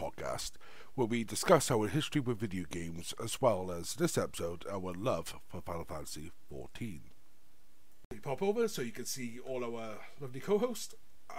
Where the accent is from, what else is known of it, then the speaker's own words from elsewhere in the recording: Wales, United Kingdom; I'm Welsh